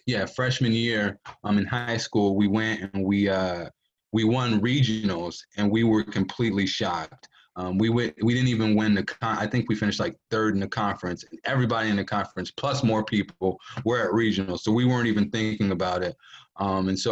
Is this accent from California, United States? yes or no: no; Three Rivers, Michigan, United States; I grew up in Three Rivers, Michigan